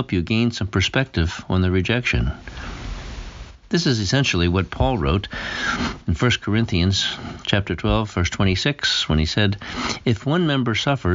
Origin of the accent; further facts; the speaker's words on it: Pennsylvania, United States; moved away; also born or lived in Massachusetts / Rhode Island / Maine; I grew up in Pennsylvania, the Keystone State